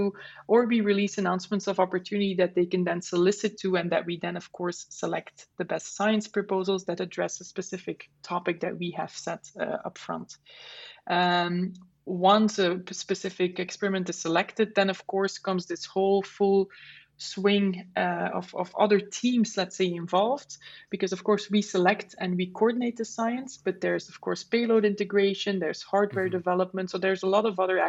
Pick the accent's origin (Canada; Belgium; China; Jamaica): Belgium; Flemish part of Belgium, Flanders; English is a second language; moved away as an adult; now in Netherlands; I'm from Belgium originally and I currently live in the Netherlands. We speak the same language because I'm from the Flemish part of Belgium